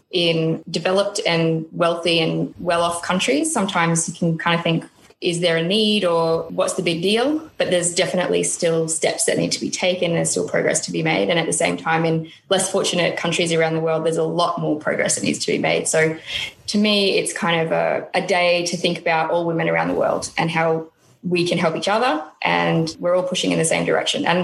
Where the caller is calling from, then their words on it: Brisbane, Queensland, Australia; I'm joining from Brisbane today